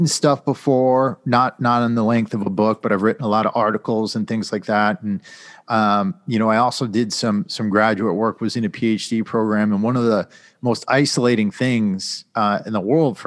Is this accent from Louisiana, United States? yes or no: no; Connecticut, United States; moved away as an adult; I grew up in Connecticut